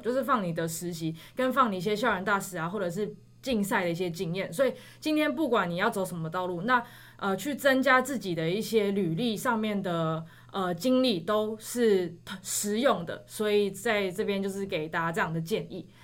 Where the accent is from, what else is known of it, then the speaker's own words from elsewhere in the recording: Taipei, Taiwan; 我是台北人。然后之前又在九份念书